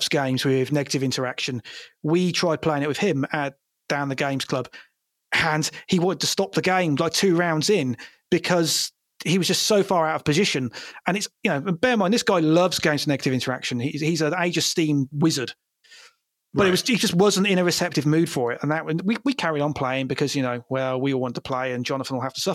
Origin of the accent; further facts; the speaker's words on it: United Kingdom; I'm British